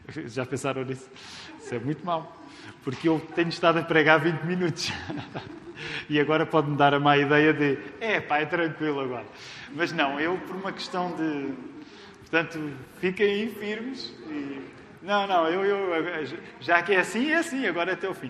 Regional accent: Amadora, Lisbon, Portugal; eu cresci na Amadora

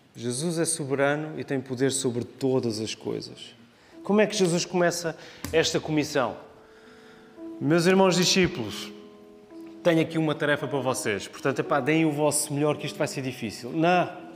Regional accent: Portugal

